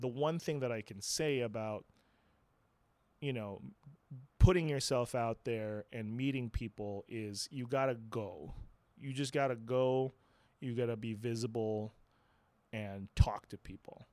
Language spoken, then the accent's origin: English; Philippines; moved away as an adult; also born or lived in Santa Clarita, California / Los Angeles; now in United States; I was born in the Philippines, and then I, uh, I, I was, uh, going back and forth for a little bit in my teenage years